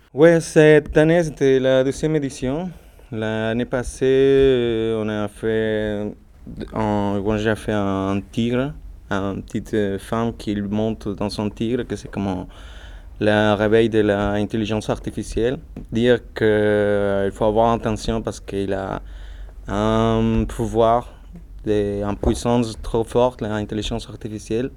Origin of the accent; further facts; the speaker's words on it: Mexico; French is a second language; moved away as an adult; now in Lyon, France; je suis original de Mexique